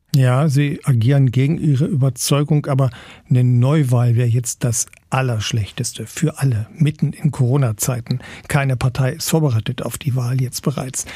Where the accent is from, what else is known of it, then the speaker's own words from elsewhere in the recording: Saxony-Anhalt, Germany; bei uns in Sachsen-Anhalt haben wir zum Teil ländliche Strukturen